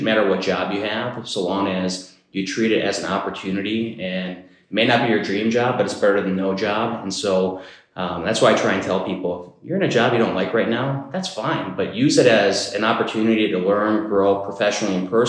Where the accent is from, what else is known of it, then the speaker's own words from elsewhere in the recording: Marinette, Wisconsin, United States; moved away as an adult; now in Stevens Point, United States; I grew up in Marinette